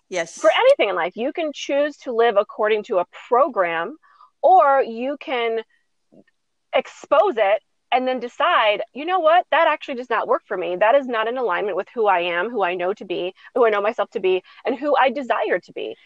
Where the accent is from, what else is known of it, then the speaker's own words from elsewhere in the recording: United States; as a as a American people